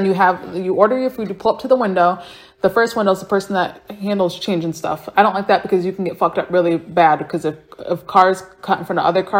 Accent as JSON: {"language": "English", "town": "Fremont", "region": "Ohio", "country": "United States", "said": "I am from Ohio. Never left. Never probably going to go anywhere. Fremont!"}